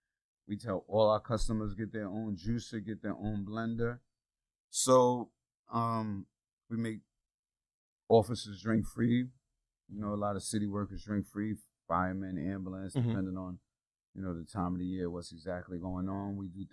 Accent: Yonkers, New York, United States; I'm from Yonkers, New York, and made it rapping

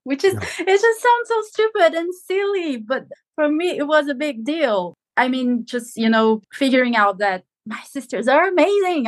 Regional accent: São Paulo, Brazil; moved away as an adult; now in England; I was born and lived in the capital of, not in the capital of Brazil, but São Paulo, the capital of São Paulo

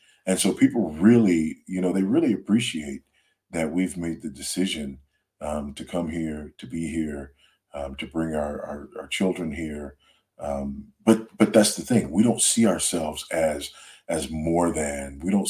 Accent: United States; No, I am absolutely not an African. I am an American through and through.

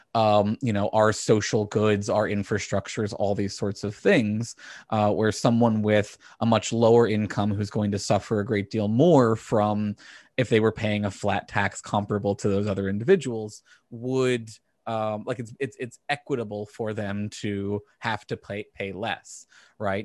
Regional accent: Virginia, United States; growing up in Virginia

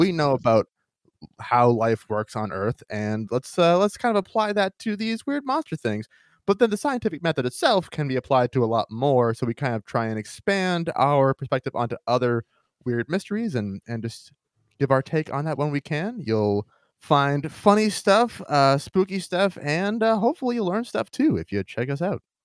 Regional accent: Maine, United States; my home state of Maine

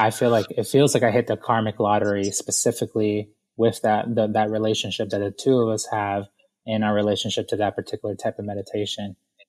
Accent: Ecuador; And I come from Ecuador. I grew up in the inner city.

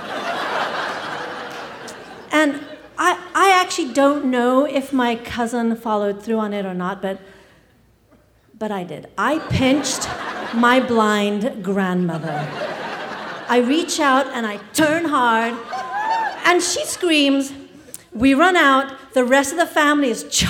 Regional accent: England, United Kingdom; I grew up in England, and some of my earliest memories are of living in a drafty Victorian house

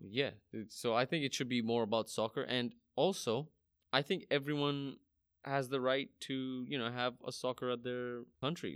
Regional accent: Saudi Arabia; I grew up in Saudi Arabia

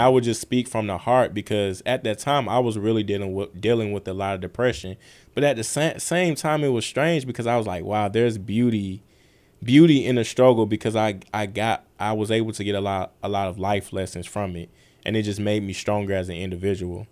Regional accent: Atlanta, Georgia, United States; I grew up on the west side of Atlanta.

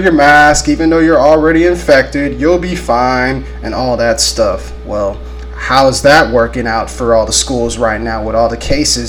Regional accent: Corpus Christi, Texas, United States; here in my hometown of Corpus Christi, Texas

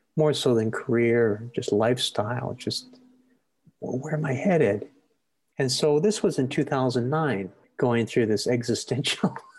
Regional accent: Maple Ridge, British Columbia, Canada; I grew up in Maple Ridge

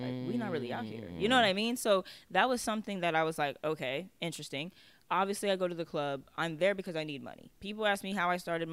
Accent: Chicago, Illinois, United States; also born or lived in Tennessee / Colorado; I am from the South Side of Chicago

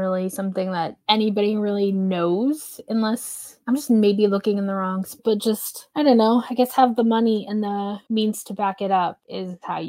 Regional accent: Oklahoma, United States; as someone who grew up in the, Oklahoma is considered either the Midwest or the South

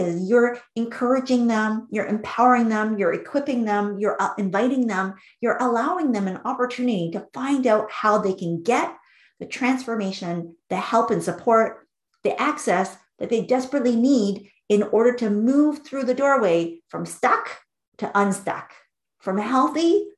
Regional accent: Vancouver, British Columbia, Canada; I grew up in Vancouver, British Columbia, which is a city in Canada.

